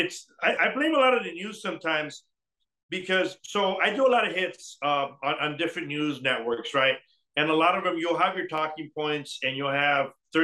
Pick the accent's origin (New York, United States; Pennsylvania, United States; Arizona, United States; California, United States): Arizona, United States; Douglas; also born or lived in Sonora, Mexico; I grew up in Douglas